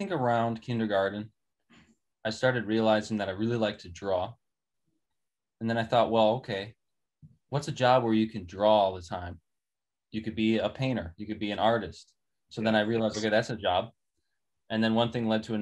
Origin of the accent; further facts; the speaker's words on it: Milwaukee, Wisconsin, United States; moved away; also born or lived in Twin Cities / Los Angeles; I'm from Milwaukee, let me tell you. North Side, around Lisbon and Burleigh, where those streets intersect